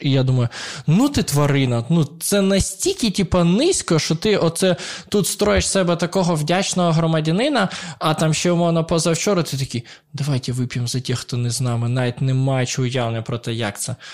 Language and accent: Ukrainian; Poltava, Poltava Oblast, Ukraine; moved away as an adult; also born or lived in Dnipro; я виріс в Полтаві доволі українським українцем